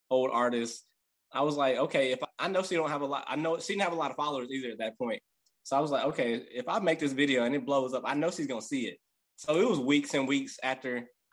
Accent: Gulfport, Mississippi, United States; now in New Orleans, United States; I'm from Gulfport, Mississippi. I currently live in New Orleans

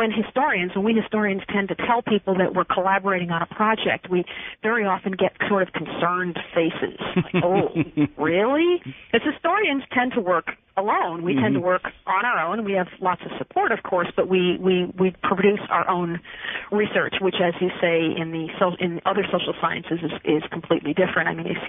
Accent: New York, United States; I grew up in New York State and am a product of the State University of New York system

